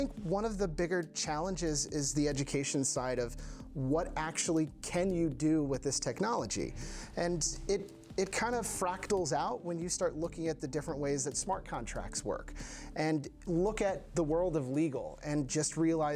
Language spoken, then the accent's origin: English; Washington, District of Columbia, United States; moved away as an adult; now in Copenhagen, Denmark; I'm originally from Washington, D.C., but I've been living here in Copenhagen, Denmark for almost 7 years now.